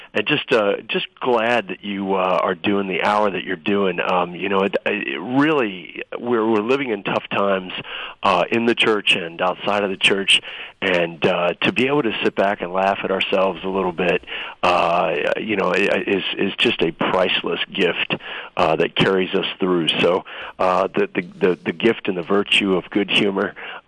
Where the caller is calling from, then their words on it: Kuwait; I can actually right now. I'm calling from Kuwait.